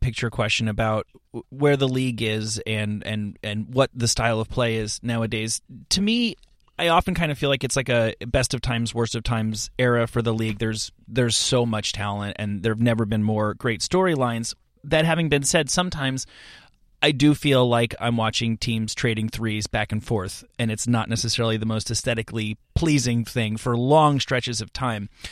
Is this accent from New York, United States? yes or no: yes; New York, United States; I'm, I'm from New York